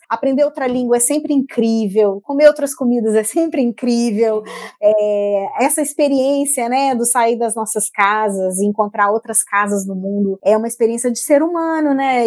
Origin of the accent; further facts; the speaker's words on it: Brazil; moved away as an adult; also born or lived in Portugal / France; eu tô há dois anos fora do Brasil